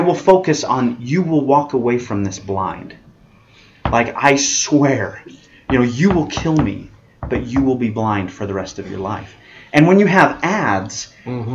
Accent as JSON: {"language": "English", "town": "Las Vegas", "region": "Nevada", "country": "United States", "said": "I'm from Vegas"}